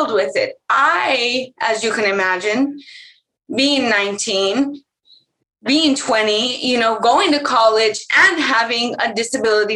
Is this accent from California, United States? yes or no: yes; California, United States; I'm very California